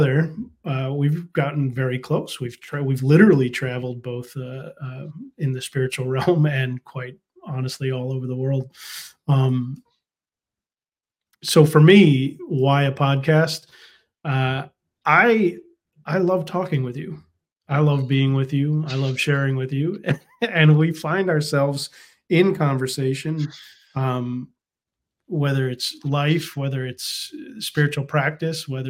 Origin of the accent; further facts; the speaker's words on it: United States; I was raised in America